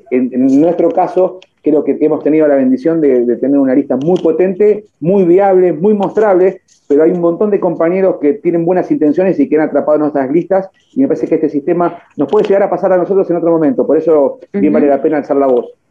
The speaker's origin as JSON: {"language": "Spanish", "region": "Buenos Aires Province", "country": "Argentina", "said": "yo soy bonaerense, voy todos los días a Capital, pero pero, soy bonaerense, soy producto del capeluz de la estrada bonaerense"}